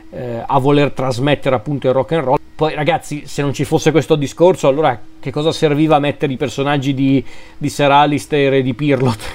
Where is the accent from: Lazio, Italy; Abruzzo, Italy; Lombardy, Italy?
Lombardy, Italy; sono lombardo